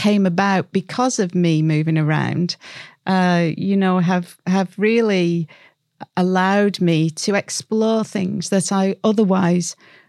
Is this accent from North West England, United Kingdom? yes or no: yes; North West England, United Kingdom; also born or lived in Scotland / Cyprus / Colorado, United States; And then I'm from the Northwest. You may or may not be able to tell.